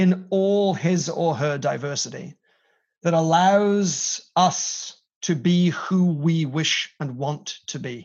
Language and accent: English; Wales, United Kingdom; moved away; to represent Wales in this way. I couldn't want a closer connection to my homeland than through this